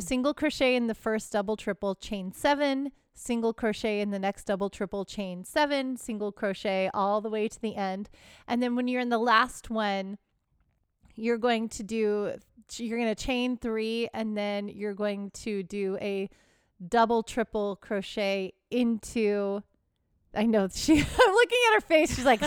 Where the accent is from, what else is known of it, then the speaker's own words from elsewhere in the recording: Houston, Texas, United States; now in California, United States; I'm from the South, I'm from Texas